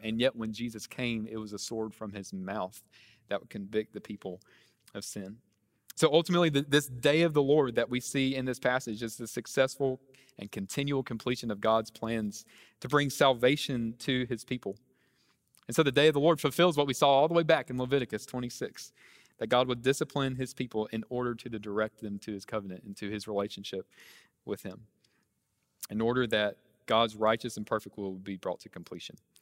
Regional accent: near Charlotte, North Carolina, United States; moved away as an adult; now in New Orleans, United States; I'm originally from North Carolina, uh, near Charlotte's where I grew up.

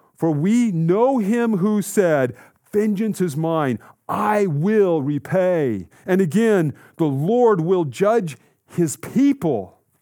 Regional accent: Colorado, United States; Growing up in Colorado, in an active family who loved the outdoors

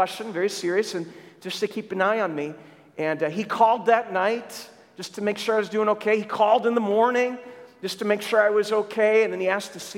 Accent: Lester Prairie, Minnesota, United States; moved away; I grew up in Minnesota

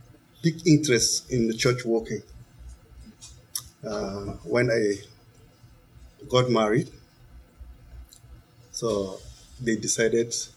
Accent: Chad; English is a second language; moved away as an adult; also born or lived in Nigeria; I left Chad, I went to Nigeria, so I studied in Nigeria

